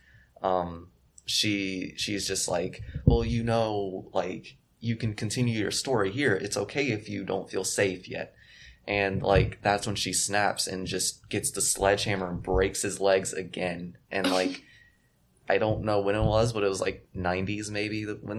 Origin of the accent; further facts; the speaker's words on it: Florida, United States; I grew up in Florida